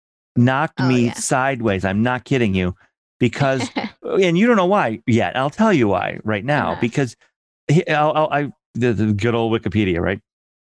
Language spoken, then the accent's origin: English; Michigan, United States; I grew up in Michigan.